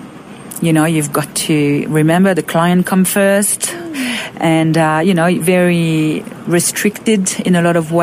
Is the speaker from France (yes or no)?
yes; Roquebrune-Cap-Martin, Provence-Alpes-Côte d'Azur, France; moved away; also born or lived in Monaco; I'm from a little town called Roquebrune-Cap-Martin.